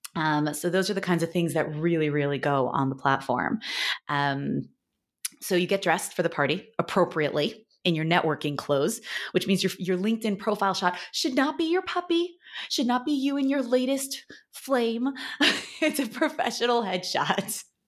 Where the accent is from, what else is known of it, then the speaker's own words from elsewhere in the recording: New York, United States; now in Los Angeles, United States; I'm from New York and I, now I live in Los Angeles